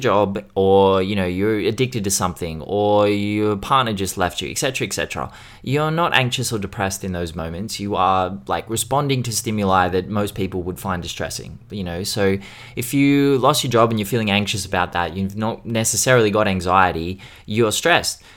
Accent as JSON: {"language": "English", "country": "Australia", "said": "being Australian."}